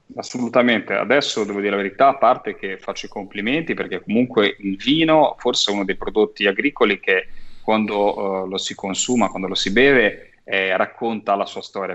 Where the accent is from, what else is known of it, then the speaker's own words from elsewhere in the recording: Cinque Terre, Liguria, Italy; io da Ligure, da, eh, mm, da cittadino, da popolo, da da residente ligure, soprattutto di tradizione delle Cinque Terre